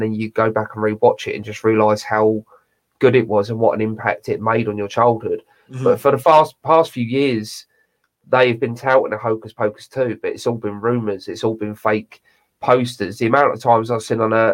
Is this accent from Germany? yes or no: no; United Kingdom; accent: British; my British accent